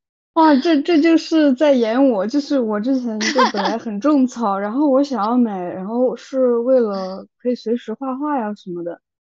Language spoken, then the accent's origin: Chinese; China; moved away as an adult; also born or lived in Europe; 我们中国人的这种血脉开始觉醒